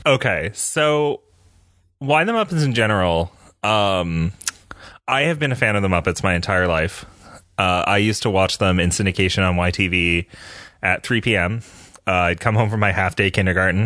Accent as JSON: {"language": "English", "country": "Canada", "also_born_or_lived": "Michigan, United States", "moved": "as an adult", "lives_now": "United States", "said": "I am a Canadian"}